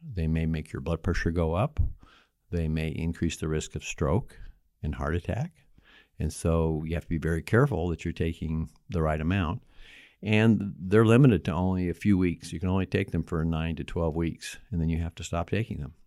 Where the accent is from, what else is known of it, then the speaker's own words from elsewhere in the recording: Bloomington, Indiana, United States; also born or lived in Knox County, Indiana; I grew up in Bloomington, Indiana, where I practiced, uh, the last thirty-five years